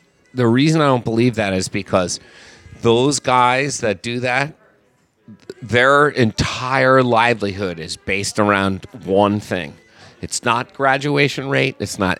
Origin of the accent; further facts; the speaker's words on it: Bethlehem, Pennsylvania, United States; now in New Orleans, United States; So I grew up in Bethlehem, Pennsylvania.